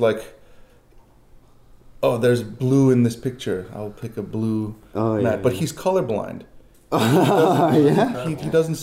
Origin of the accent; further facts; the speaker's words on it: New York, United States; moved away as an adult; growing up in New York